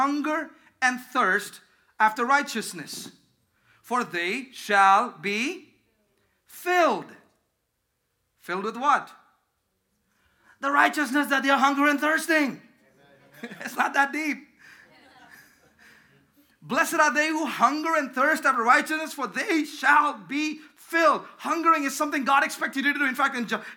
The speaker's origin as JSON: {"language": "English", "country": "India", "tie": "born or raised there", "moved": "yes", "said": "growing up in India."}